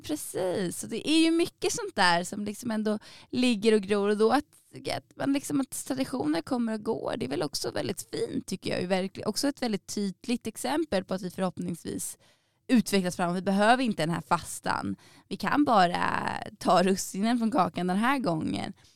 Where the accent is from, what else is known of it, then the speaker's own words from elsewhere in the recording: Solna, Stockholm County, Sweden; now in Umeå, Sweden; där jag kommer ifrån, eh, i Bergshamra i Stockholm, Solna.